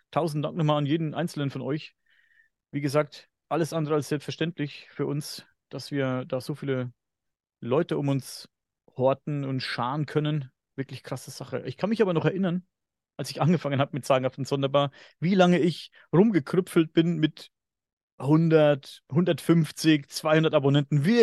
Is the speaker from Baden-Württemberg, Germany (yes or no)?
no; Bavaria, Germany; accent: Upper Franconian; Ich klinge immer noch wie ein Bauer, aber ich bin ja Oberfranke und wir sind ja ein bisschen sprachbehindert, sagen, behaupten böse Zungen, sag ich mal. Ich habe ja eigentlich einen ganz krassen oberfränkischen, oberfränkischen Dialekt, den ich nicht ganz verstecken kann